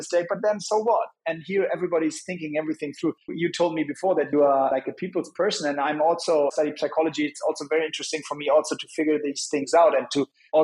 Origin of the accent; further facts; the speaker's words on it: Hamburg, Germany; Hamburg last week, which is my hometown